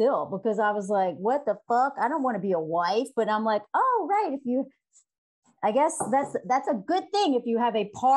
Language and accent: English; the South, United States; moved away as an adult; now in France; I grew up in the South in the U.S.